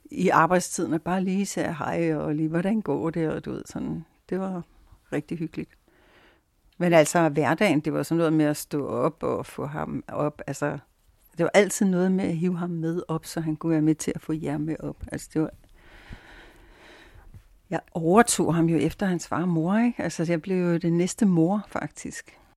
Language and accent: Danish; Brordrup, Zealand, Denmark; var det så, at vi købte det hus mellem Køge og Skille, som lige, lige var det, vi begge to drømte om. Huset i Brordrup, der senere skal blive